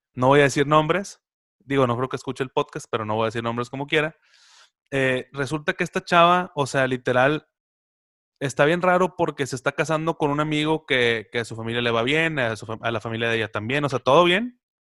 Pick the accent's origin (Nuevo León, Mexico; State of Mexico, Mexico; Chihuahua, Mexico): Nuevo León, Mexico; Monterrey; como regios